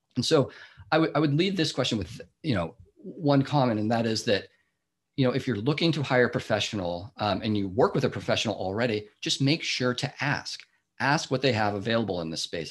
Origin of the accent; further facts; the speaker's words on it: Seattle, Washington, United States; moved away as an adult; now in Bay Area, United States; I grew up in the Seattle area